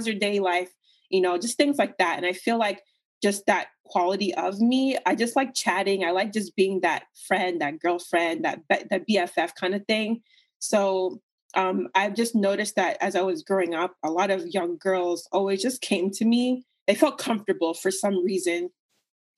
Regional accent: United States; you're a child in America and, you know, you look different

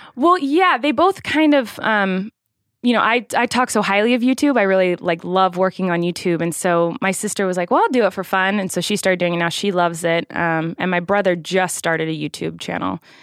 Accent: Santa Barbara, California, United States; I was born in Santa Barbara, California, in November

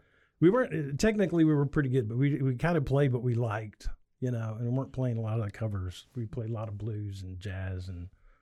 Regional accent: Nebraska, United States; Rural Nebraska.

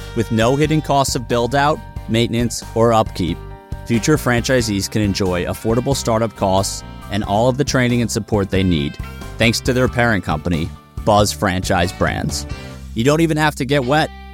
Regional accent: Northeast, United States; I grew up in the Northeast.

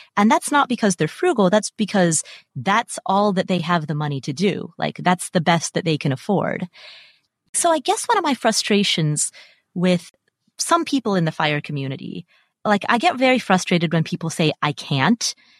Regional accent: Kathmandu, Bagmati, Nepal; also born or lived in Atlanta, United States; now in Las Vegas, United States; So I'm Nepalese. I was born in Kathmandu.

